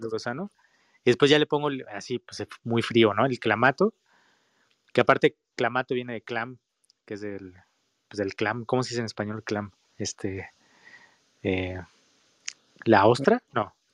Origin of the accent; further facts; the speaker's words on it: Mexico; nosotros como mexicanos